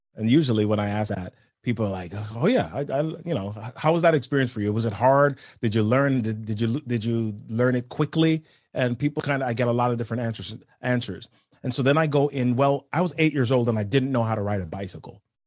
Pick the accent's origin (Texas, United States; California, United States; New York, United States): New York, United States; New York City; I grew up in New York City.